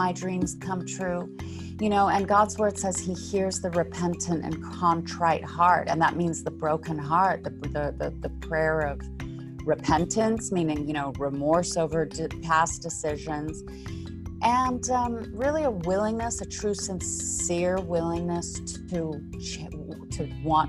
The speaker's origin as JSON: {"language": "English", "country": "South Africa", "moved": "yes", "lives_now": "Beverly Hills, United States", "said": "So I'm actually originally from South Africa, but I do live in the United States, currently in Beverly Hills, California, or Los Angeles."}